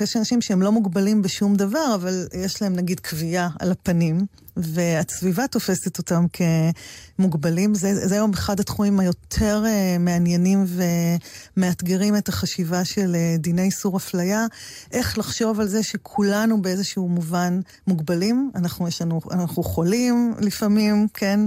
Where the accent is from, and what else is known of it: Maslul, Southern District, Israel; born or raised there